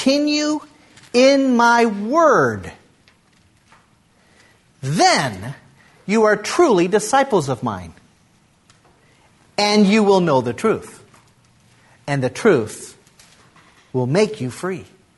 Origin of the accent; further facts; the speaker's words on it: United States; you're an American